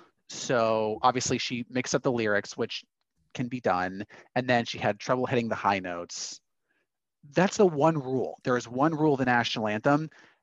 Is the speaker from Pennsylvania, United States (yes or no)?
no; Arizona, United States; my hometown of AZ